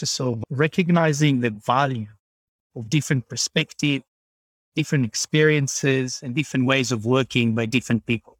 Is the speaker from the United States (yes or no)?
no; Israel; moved away as an adult; now in Sydney, Australia; Israel itself, where I was born and raised